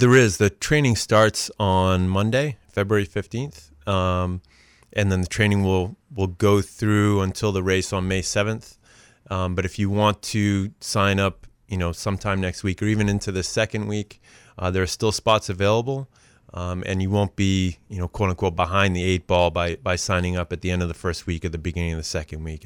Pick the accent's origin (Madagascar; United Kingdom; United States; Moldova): United States; Auburn, Maine; also born or lived in Los Angeles; now in Cape Elizabeth, United States; I grew up here in Auburn, just a stone's throw away from where we're recording